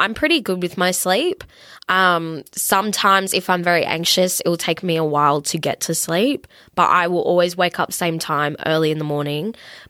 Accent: Australia

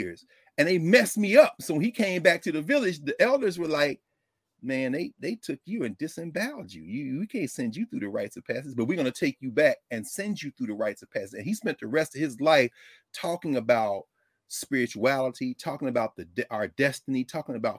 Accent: Nashville, Tennessee, United States; where I was born in Nashville

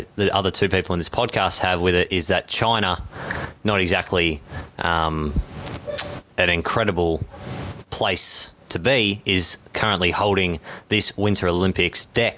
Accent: Australia; As an Australian cricket after Cape Town, we were in a mess

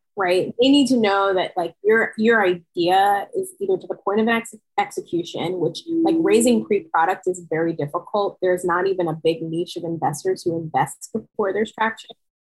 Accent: New York, United States; I'm from New York.

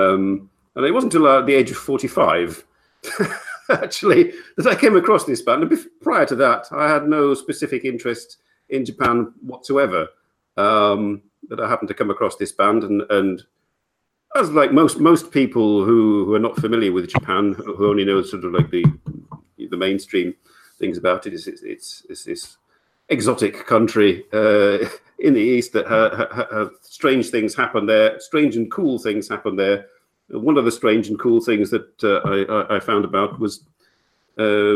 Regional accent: England, United Kingdom; moved away as an adult; now in Belgium; I have been living in Belgium for 20 years. I'm English. Moved here in 1996.

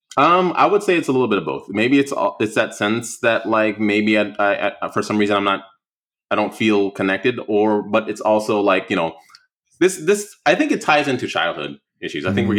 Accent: Oceanside, California, United States; moved away; also born or lived in Prince George's County, Maryland; I grew up in Ocean City in Oceanside, California

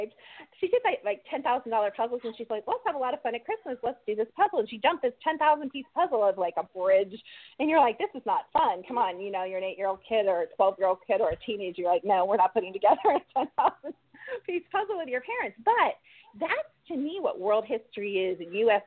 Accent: Columbus, Ohio, United States; now in North Carolina, United States; I'm from Columbus, Ohio, even though we live in North Carolina now.

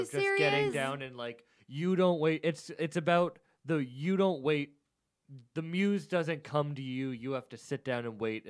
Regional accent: Cape Cod, Massachusetts, United States; I'm from the Cape.

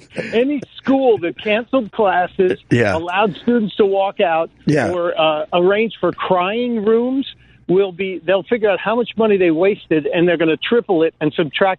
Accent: Chicago, Illinois, United States; now in Delaware, United States; I'm from Chicago. I'm from Chicago, but I live in Delaware.

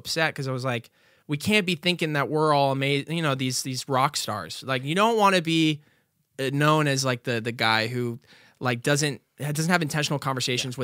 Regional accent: Nashville, Tennessee, United States; moved away as an adult; I was coming from Nashville

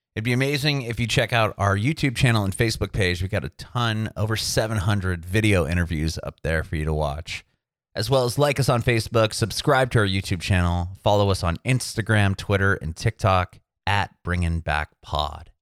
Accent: San Diego, California, United States; I'm from Southern California, from San Diego

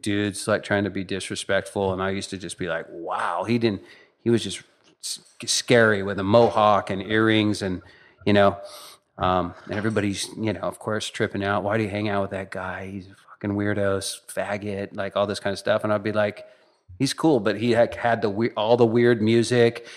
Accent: Northern California, United States; I grew up in Northern California.

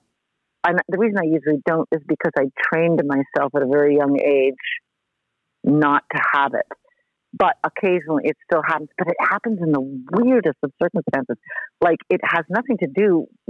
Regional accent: Montreal, Quebec, Canada; I was growing up in Montreal

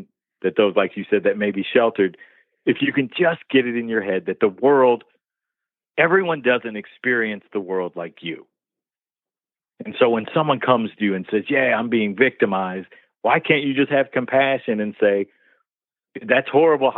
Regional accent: Detroit, Michigan, United States; growing up in Detroit, Black kid

